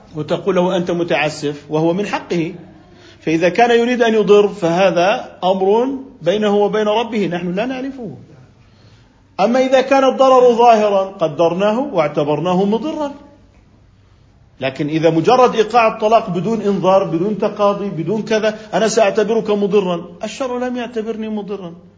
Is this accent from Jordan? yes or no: yes; Jordan; هنا عندنا بالأردن